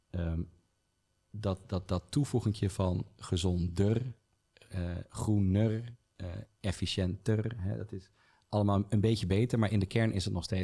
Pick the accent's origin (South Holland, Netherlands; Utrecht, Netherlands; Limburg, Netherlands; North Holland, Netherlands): Utrecht, Netherlands; ja, ik kom uit Utrecht